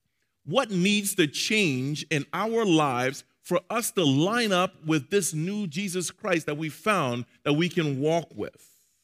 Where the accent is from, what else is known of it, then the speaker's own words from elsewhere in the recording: Maryland, United States; We're from Maryland, and we're going to Colorado.